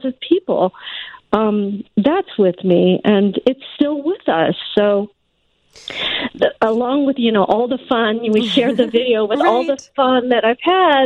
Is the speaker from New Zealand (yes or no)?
no; West Coast, United States; moved away as an adult; also born or lived in Oregon; now in Chicago, United States; I grew up on the West Coast. I went mm-hmm. to the University of Oregon